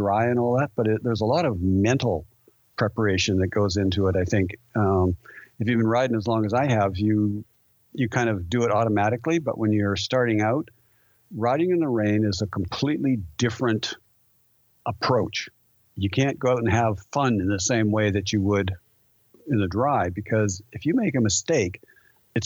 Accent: Vancouver, British Columbia, Canada; growing up in Vancouver

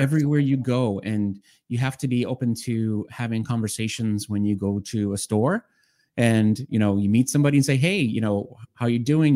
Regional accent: Boston, Massachusetts, United States; I'm from Boston, uh, in the Boston area, uh, in Massachusetts

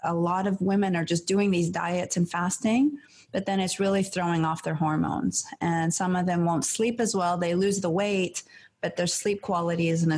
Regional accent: Iran; moved away; I grew up in Iran

